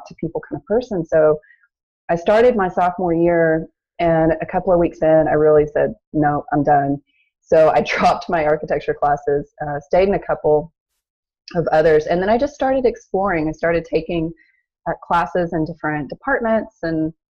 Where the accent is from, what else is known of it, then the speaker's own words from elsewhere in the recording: Arkansas, United States; also born or lived in Louisiana; I was born in Louisiana and then moved to Arkansas when I was probably about 2 or 3. So I was mainly raised there.